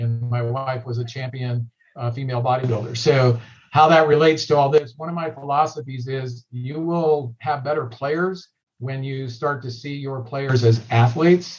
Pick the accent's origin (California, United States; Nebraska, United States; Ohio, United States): California, United States; Southern; growing up in Southern California